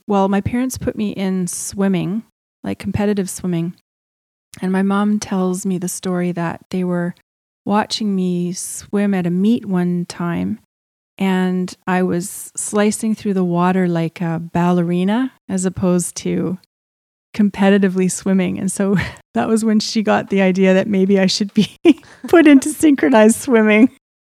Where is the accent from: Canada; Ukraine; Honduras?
Canada; Edmonton, Alberta; born there; So at the very beginning, I was born in Edmonton, Alberta.